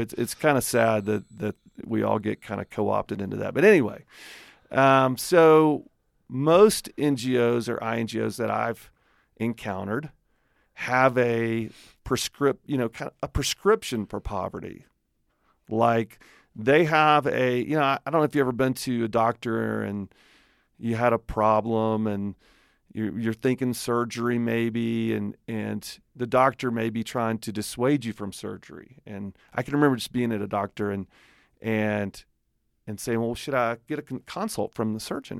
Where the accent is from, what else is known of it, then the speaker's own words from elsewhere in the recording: Alabama, United States; accent: redneck; moved away as an adult; now in Colorado, United States; I am from Alabama